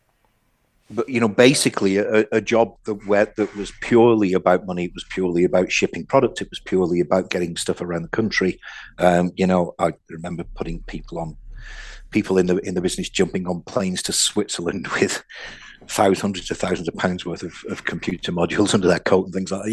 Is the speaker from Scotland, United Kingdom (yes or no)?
no; Oldham, North West England, United Kingdom; also born or lived in Audenshaw; I grew up in Oldham. And then we moved to a place called Audenshaw